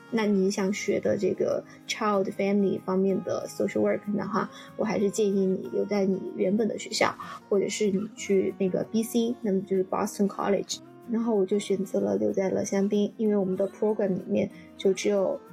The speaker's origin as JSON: {"language": "Chinese", "town": "Chengdu", "region": "Sichuan", "country": "China", "also_born_or_lived": "Chicago, United States / Champaign, United States", "moved": "as an adult", "said": "作为一个成都人，我连下雪都没看过"}